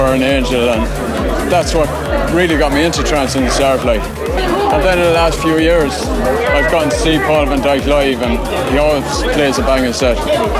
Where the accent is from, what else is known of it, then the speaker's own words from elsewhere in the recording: Ireland; I'm from Ireland.